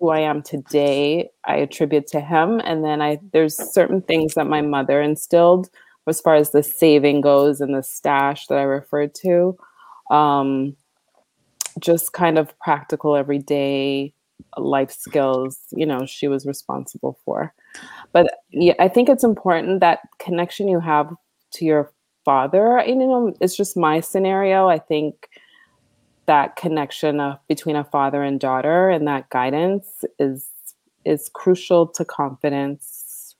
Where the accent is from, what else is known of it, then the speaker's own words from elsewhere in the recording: Canada; Yeah, I mean, first gen, right? Parents, father's Trini, mom's guys